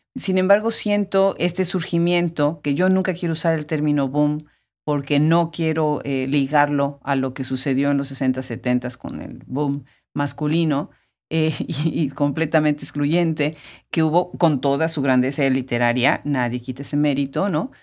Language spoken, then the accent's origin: Spanish; Puebla, Mexico; siendo poblana